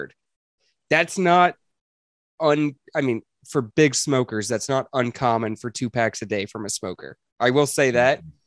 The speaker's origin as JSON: {"language": "English", "town": "Grapevine", "region": "Texas", "country": "United States", "tie": "born or raised there", "said": "the first city that I grew up in Texas"}